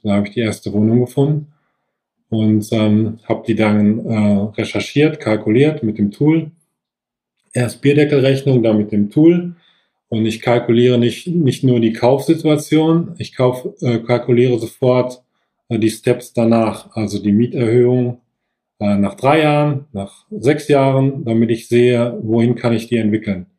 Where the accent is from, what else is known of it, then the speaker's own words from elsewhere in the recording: Sauerland, North Rhine-Westphalia, Germany; moved away as an adult; also born or lived in Bensberg; now in Bergisch Gladbach, Germany; bin gebürtig aus dem Sauerland, wohne aber jetzt zehn Minuten vor Köln in Bensberg